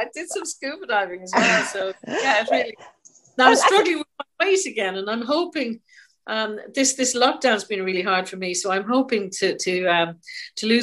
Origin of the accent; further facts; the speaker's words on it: England, United Kingdom; I was born in England a couple of months after arrival, an accident of birth.